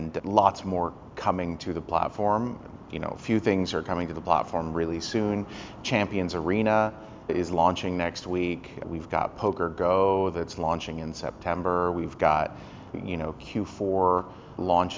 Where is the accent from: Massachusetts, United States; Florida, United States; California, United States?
California, United States; moved away; I grew up in California